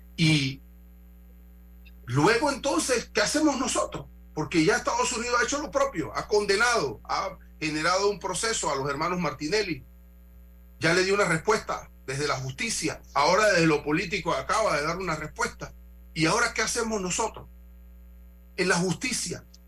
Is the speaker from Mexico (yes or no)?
no; Panama; como panameño